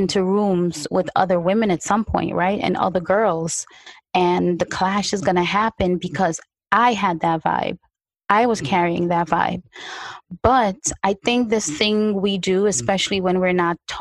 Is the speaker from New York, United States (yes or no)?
yes; New York, United States; also born or lived in unnamed tropical country; So now I'm growing up in Brooklyn, New York. First of all, when I got here, it was winter. I'm coming from a tropical country